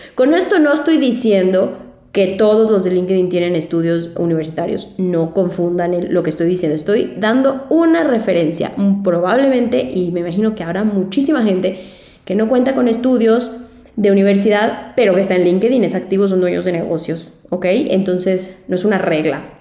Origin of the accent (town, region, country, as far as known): Mexico